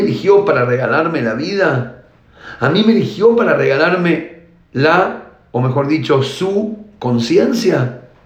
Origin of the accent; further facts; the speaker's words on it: Argentina; now in Israel; yo nací en Argentina y ahora vivo en Israel